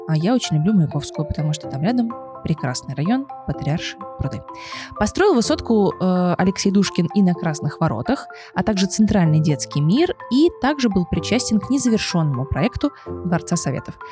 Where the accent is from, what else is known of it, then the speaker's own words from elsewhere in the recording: Lipetsk, Lipetsk Oblast, Russia; я из города Липецк